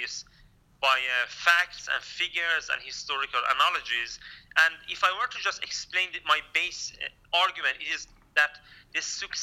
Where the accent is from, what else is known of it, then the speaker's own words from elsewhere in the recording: Kurdistan, Iran; now in Sweden; I'm a Kurdish-Iranian immigrant to Sweden